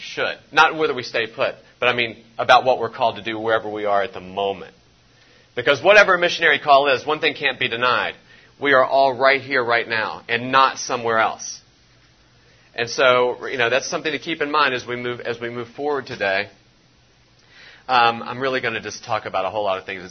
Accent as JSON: {"language": "English", "region": "West Virginia", "country": "United States", "moved": "yes", "lives_now": "Louisville, United States", "said": "I'm not originally from here. I'm originally from West Virginia"}